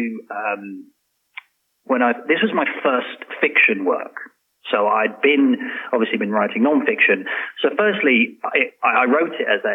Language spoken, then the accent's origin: English; London, United Kingdom; now in Oman; I'm a Londoner